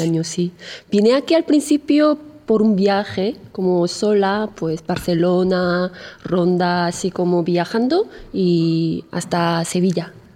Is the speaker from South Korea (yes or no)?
yes; South Korea; Spanish is a second language; moved away as an adult; now in Spain; en Corea mi cultura puede ser bastante diferente